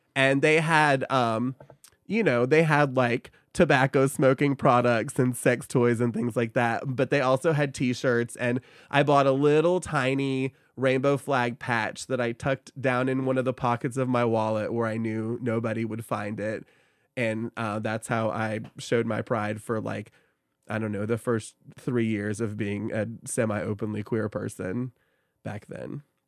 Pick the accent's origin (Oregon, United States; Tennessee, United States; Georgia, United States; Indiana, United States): Tennessee, United States; Oak Ridge; also born or lived in Knoxville; I grew up in Oak Ridge